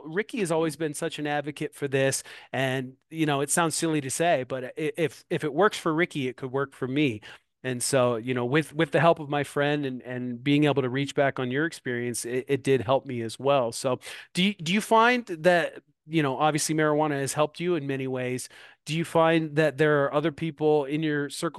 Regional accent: Moline, Illinois, United States; now in Davenport, United States; a dispensary here in my hometown, Moline, Illinois. I live directly across the river in Davenport, Iowa

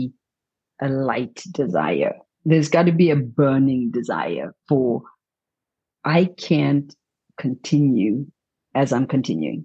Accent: Zimbabwe; moved away as an adult; also born or lived in India; I came from Zimbabwe

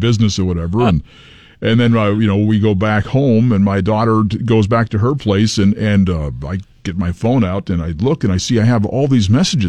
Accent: New England, United States; now in Texas, United States; I'm from New England

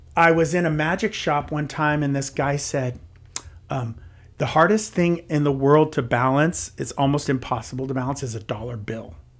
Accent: San Jose, California, United States; also born or lived in Los Gatos / Santa Cruz Mountains; grew up in San Jose, and so that was kind of my stomping grounds

